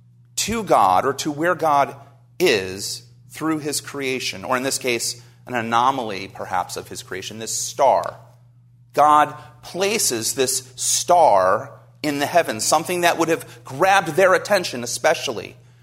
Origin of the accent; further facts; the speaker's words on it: New Jersey, United States; I grew up in New Jersey, so I'm a Jersey boy. You can't hear it in my accent anymore.